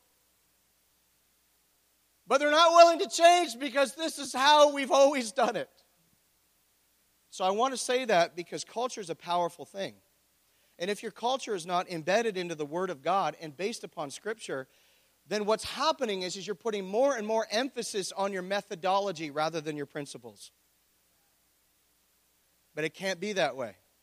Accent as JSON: {"language": "English", "town": "Oshawa", "region": "Ontario", "country": "Canada", "tie": "born or raised there"}